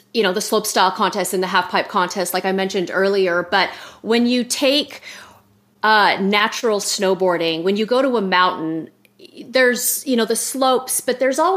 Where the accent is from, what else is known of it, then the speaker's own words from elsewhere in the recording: Utah, United States; I grew up in Utah and there were no parks at the time